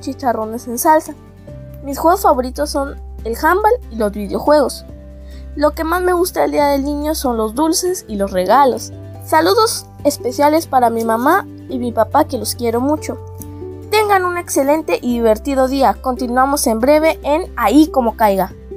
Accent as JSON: {"language": "Spanish", "town": "Tampico", "region": "Tamaulipas", "country": "Mexico", "said": "tengo 11 años, soy de Tampico, Tamaulipas"}